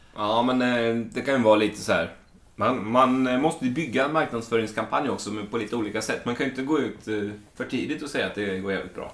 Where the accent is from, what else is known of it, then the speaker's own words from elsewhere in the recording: Småland, Sweden; jag växte upp i Småland på ett ställe där det inte finns någonting annat än skog